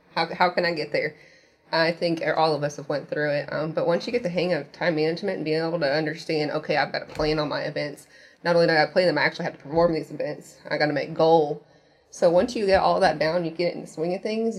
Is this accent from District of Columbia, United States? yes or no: no; Indiana, United States; moved away; I'm originally from Indiana.